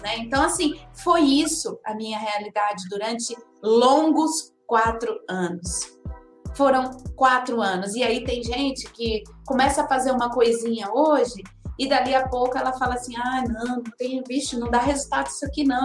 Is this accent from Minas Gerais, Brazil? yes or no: no; interior of Bahia, Brazil; moved away; also born or lived in São Paulo; Eu, eu, eu nasci em São Paulo, mas eu fui criada numa cidadezinha do interior da Bahia e depois que eu fui para São Paulo.